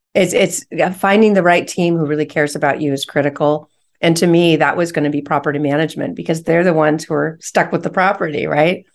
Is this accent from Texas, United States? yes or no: no; San Francisco Bay Area, California, United States; I'm from the San Francisco Bay Area